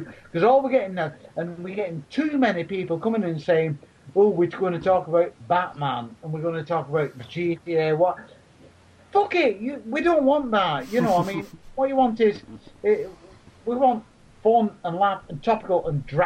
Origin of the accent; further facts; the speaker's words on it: Leigh, North West England, United Kingdom; I've got a shit language of voice because I come from Lee. You must be able to tell the difference in yours and mine. I'm a Wiganer